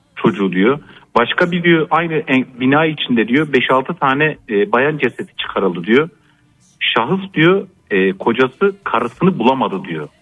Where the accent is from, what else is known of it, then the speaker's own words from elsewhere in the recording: Gaziantep, Turkey; also born or lived in Kahramanmaraş; now in Ankara, Turkey; Memleketim Gaziantep.